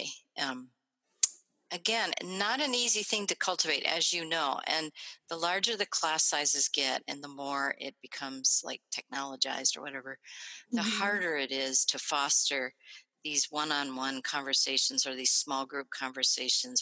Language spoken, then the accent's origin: English; Springfield, Ohio, United States; moved away as an adult; also born or lived in Illinois / Oregon; now in Minnesota, United States; I grew up middle class in Springfield, Ohio